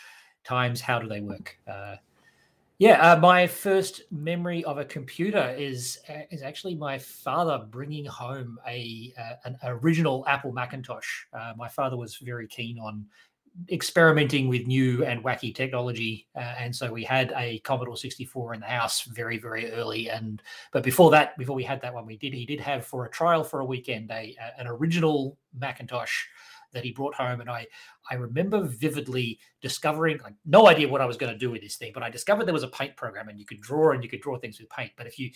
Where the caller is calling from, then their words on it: Perth, Western Australia, Australia; I am speaking today from Perth, Western Australia, which is Wadjuk Noongar Boodja, the traditional owners of the land where I'm recording from.